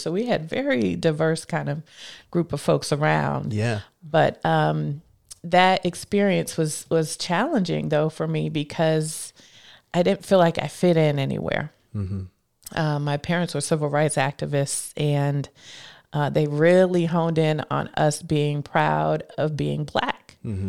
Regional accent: Scranton, Pennsylvania, United States; now in Washington, D.C., United States; I am a girl from Scranton, Pennsylvania, who grew up there, raised, born and raised, and then moved here to the D.C. area to go to college at Howard University at first.

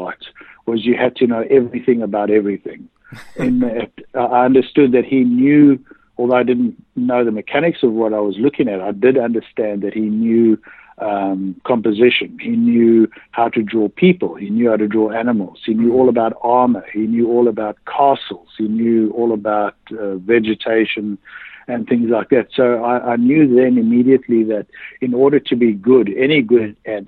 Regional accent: South Africa; I was born in South Africa in the late 1950s

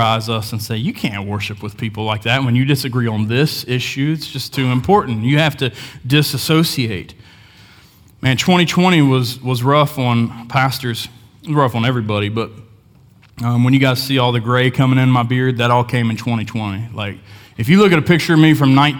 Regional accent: Hamlin, West Virginia, United States; I grew up in Hamlin, West Virginia, small town

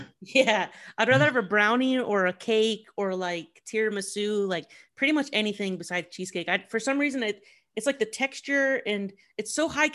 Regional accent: Columbus, Ohio, United States; moved away as an adult; also born or lived in New York City; I'm originally from Columbus, Ohio, and I moved to New York City to do stand-up comedy. And I lived there for like 6 years and then I moved back.

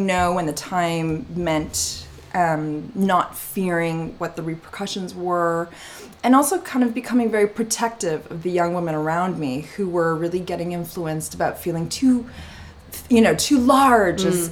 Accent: Montreal, Quebec, Canada; now in London, United Kingdom; I did have the luck and destiny to grow up in the beautiful city of Montreal and in Canada

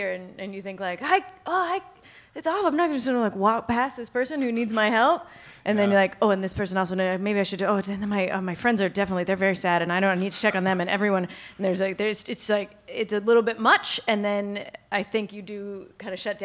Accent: Vancouver, British Columbia, Canada; I'm from Vancouver

